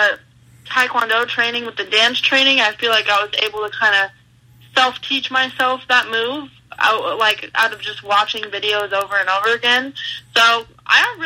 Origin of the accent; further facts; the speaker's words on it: California, United States; growing up in California